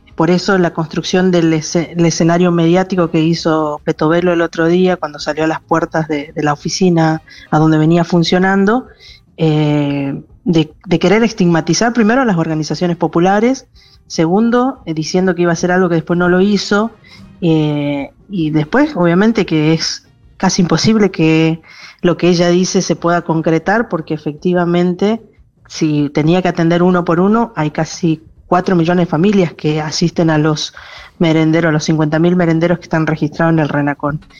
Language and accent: Spanish; Chaco, Argentina; Yo particularmente soy de Chaco